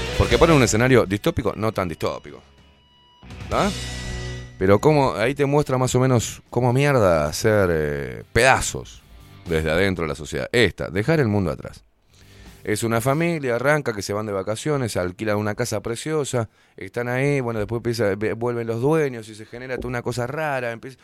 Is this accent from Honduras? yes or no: no; Uruguay; en Uruguay somos todo